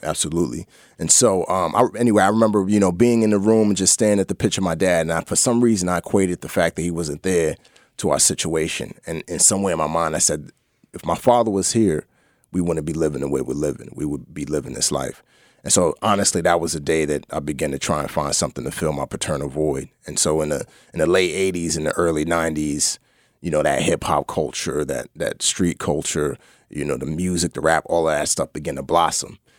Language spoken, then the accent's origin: English; New York City, New York, United States; also born or lived in Lomé, Togo / Nigeria; we grew up in the Bronx